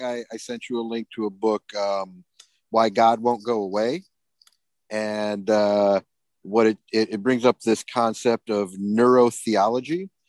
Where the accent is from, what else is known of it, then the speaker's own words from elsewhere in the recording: Battle Creek, Michigan, United States; grew up outside of Battle Creek, where Seventh Day Adventism